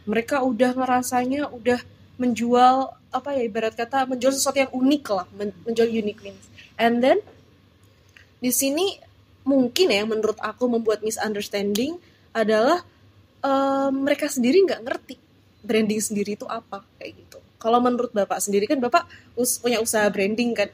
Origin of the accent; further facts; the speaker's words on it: Semarang, Central Java, Indonesia; kita orang Semarang